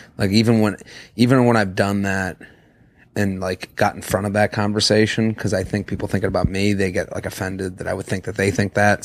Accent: Boston, Massachusetts, United States; I'm from Boston

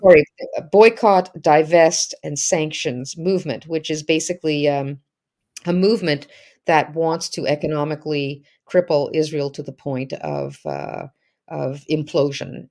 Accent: Canada; as a Canadian

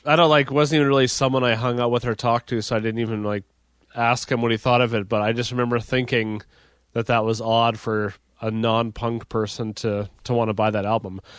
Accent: Dauphin, Manitoba, Canada; we came to Regina from Dauphin.

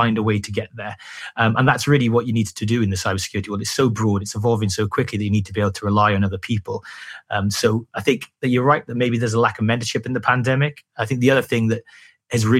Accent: Wales, United Kingdom; I'm from Wales, and I used to work in a SOC in Cardiff

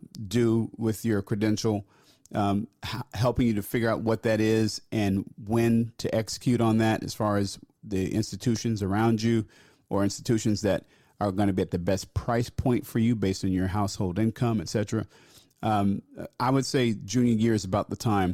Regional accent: New Jersey, United States; moved away as an adult; also born or lived in Philadelphia; I left my home state of New Jersey

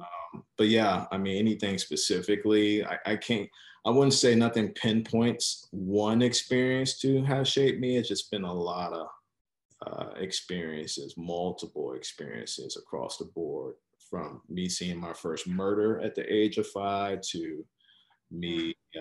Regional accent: Chicago, Illinois, United States; am originally from Chicago, born and raised, uh, from specifically the west side of Chicago.

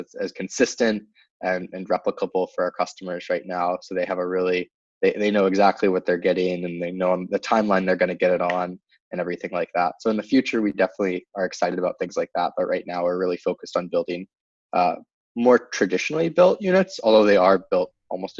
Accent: New Hampshire, United States; moved away as an adult; also born or lived in Pittsburgh / San Francisco Bay Area; now in San Francisco, United States; I grew up in New Hampshire, and then I went to college in Pittsburgh.

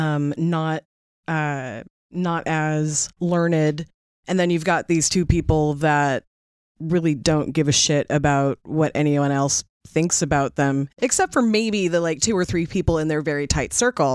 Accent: Seattle, Washington, United States; growing up in Seattle

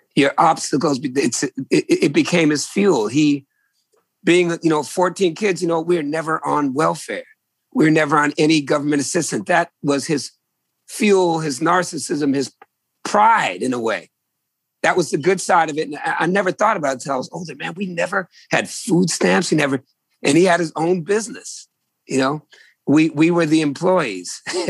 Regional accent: New England, United States; also born or lived in Virginia; I was born in New England in the late 60s

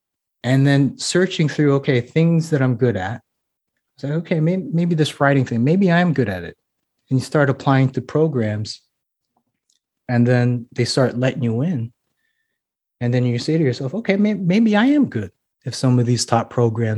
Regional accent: Hawaii, United States; I was like, man, I could write about growing up in Hawaii. I could write about, growing up in the as a military brat.

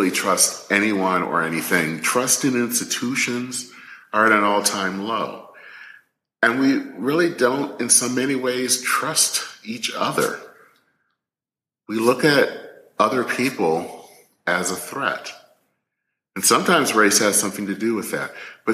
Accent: Flint, Michigan, United States; the home where I grew up in Flint, Michigan

